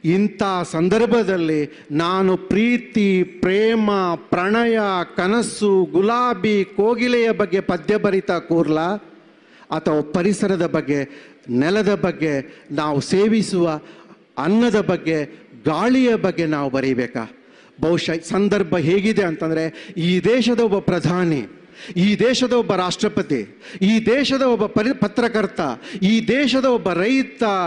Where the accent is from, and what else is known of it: Dakshina Kannada district, Karnataka, India